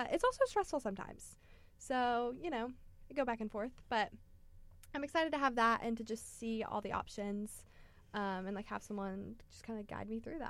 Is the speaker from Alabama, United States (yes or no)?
yes; Magnolia Springs, Alabama, United States; I am from I'm from Magnolia Springs, Alabama, which is like all the way south near Gulf Shores, the beach.